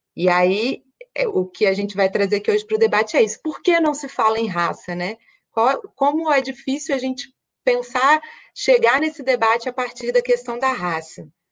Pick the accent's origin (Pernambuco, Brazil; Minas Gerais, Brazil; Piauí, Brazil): Minas Gerais, Brazil; moved away; also born or lived in Espírito Santo; sou mineira, nasci no interior de Minas, é, morei 10 anos no Espírito Santo